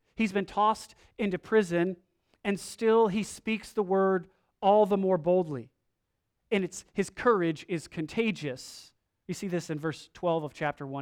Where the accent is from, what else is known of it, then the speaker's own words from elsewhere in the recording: United States; we are from America.